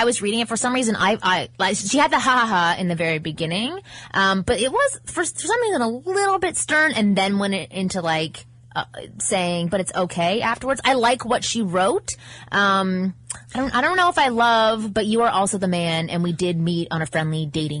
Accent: London, United Kingdom; I'm 21 from London in uni.

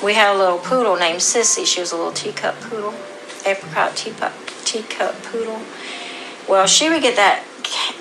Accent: Canton, Ohio, United States; moved away as an adult; also born or lived in Blythewood, South Carolina; now in South Carolina, United States; I was born and raised in Canton, Ohio. I'm a transplanted Yankee. But I came to South Carolina with my first husband

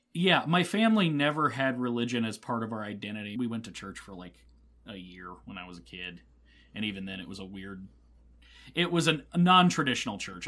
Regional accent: Midwest, United States; I am the heart and soul of Midwest

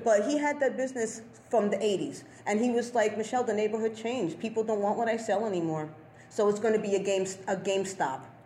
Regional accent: New York City, New York, United States; also born or lived in South Slope, Brooklyn; I grew up in the Bronx

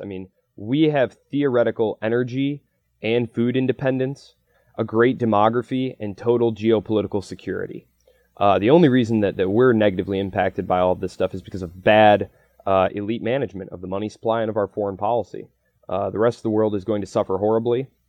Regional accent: United States; I'm an American

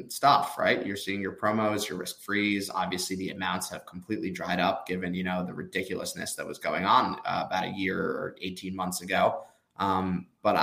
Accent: New York suburbs, United States; moved away as an adult; also born or lived in Nashville, Tennessee / Austin, Texas; now in Hoboken, United States; I'm from the New York suburbs

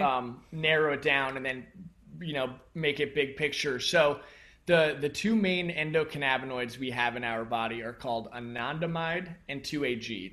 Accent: United States; growing up in the United States especially, we're a very mind-based culture

